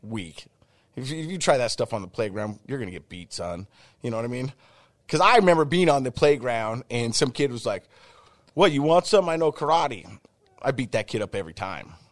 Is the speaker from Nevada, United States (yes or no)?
no; Ogden, Utah, United States; I grew up in the Biggity Biggity, oh, that's Ogden to everybody else